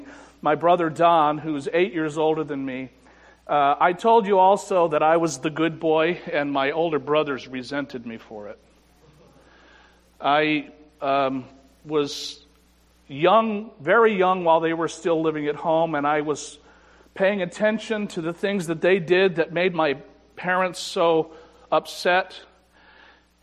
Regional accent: Afton, New York, United States; I was brought up in the First Baptist Church in Afton, New York.

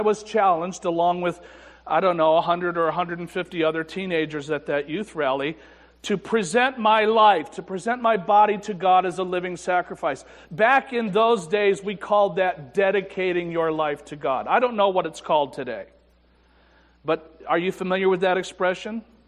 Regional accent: Afton, New York, United States; I was brought up in the First Baptist Church in Afton, New York

